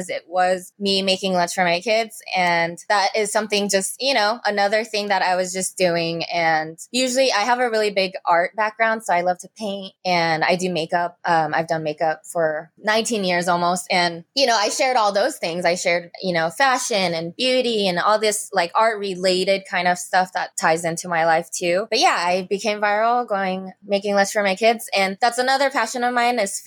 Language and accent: English; Las Vegas, Nevada, United States; also born or lived in Los Angeles, California; I live in Las Vegas. I'm from Los Angeles originally, but I've been here all my life